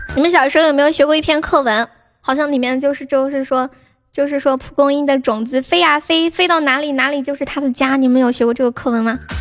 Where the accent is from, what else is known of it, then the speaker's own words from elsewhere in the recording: Sichuan, China; 我们四川人都长得可矮了